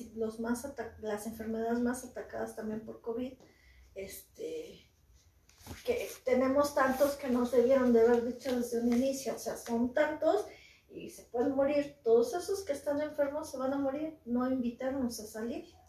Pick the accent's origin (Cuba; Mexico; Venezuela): Mexico; somos mexicanos, somos guerreros, este, guerreros aztecas, nuestra sangre es muy fuerte